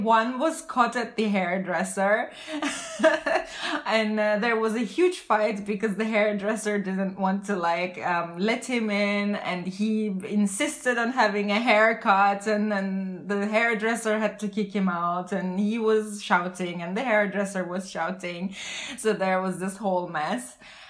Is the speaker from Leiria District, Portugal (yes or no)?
no; Lisbon, Portugal; from Lisbon.